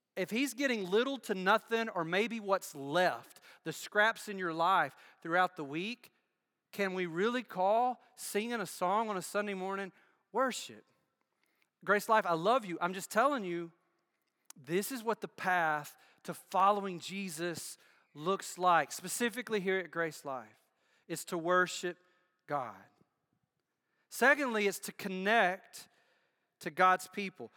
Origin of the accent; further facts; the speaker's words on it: United States; moved away; Where I grew up, I grew up in Bibb County